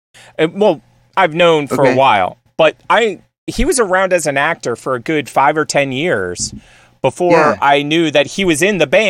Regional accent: Northeast, United States; I grew up on the East Coast in the Northeast where, like

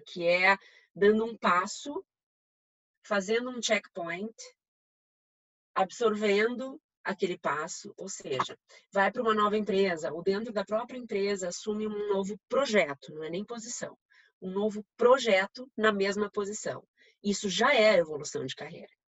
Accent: Rio Grande do Sul, Brazil; accent: gaúcho; moved away; em Porto Alegre, dá para ver pelo meu sotaque, né? Sou gaúcha.

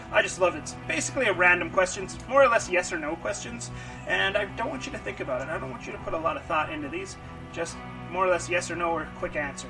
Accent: Kelowna, British Columbia, Canada; from just growing up in Kelowna, you know, growing up with the family situations.

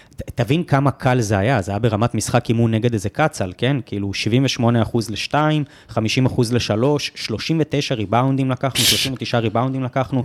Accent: United States; now in Israel; אני אמריקאי

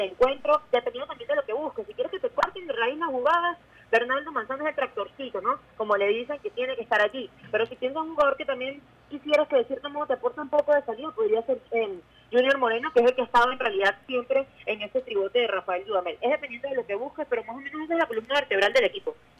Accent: Venezuela; nosotros como venezolanos

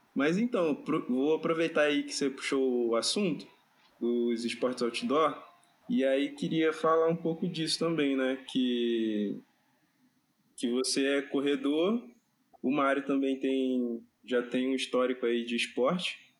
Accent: Rio de Janeiro, Brazil; tenho 29 anos, sou do Rio

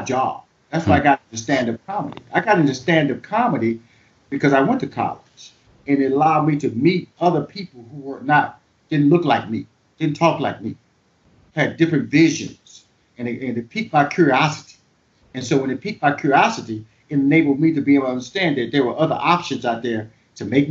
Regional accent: the South, United States; I'm from the South, man. So the beauty of that's my background. That's where I grew

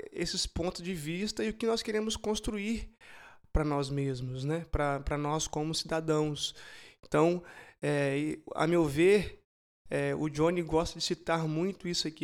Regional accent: Brazil; como brasileiros

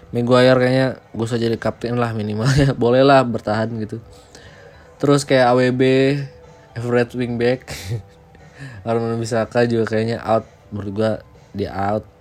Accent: West Java, Indonesia; liga Indonesia gue suka Persib itu saja karena gue orang Jawa Barat

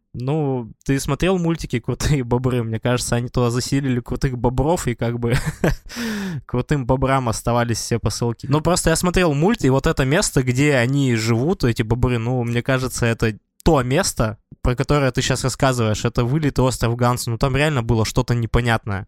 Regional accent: Tyumen, Tyumen Oblast, Russia; Я как человек из Тюмени, я представляю Туру

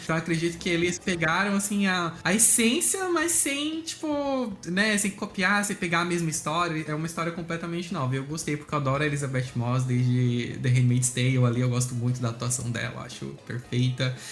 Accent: Blumenau, Santa Catarina, Brazil; eu sou de Blumenau, Santa Catarina

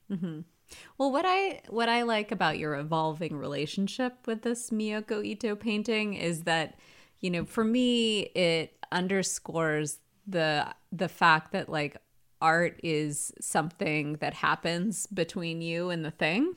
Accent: the South, United States; I grew up in the South

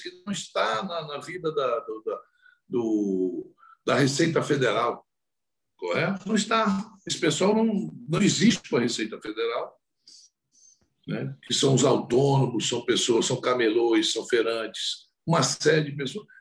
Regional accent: Brazil; como brasileiro

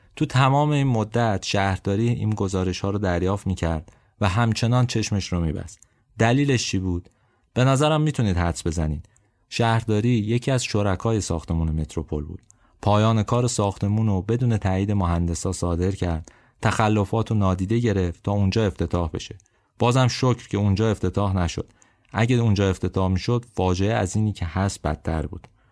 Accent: Abadan, Khuzestan, Iran; moved away; به عنوان یه آبادانی

